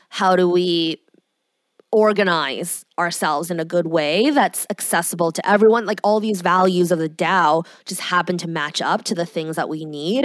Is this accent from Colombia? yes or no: no; Canada; I'm Canadian.